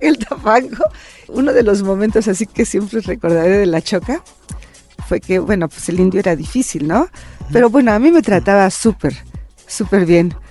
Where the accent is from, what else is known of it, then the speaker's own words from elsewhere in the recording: Veracruz, Mexico; nací en Veracruz. Ajá. nací en Veracruz.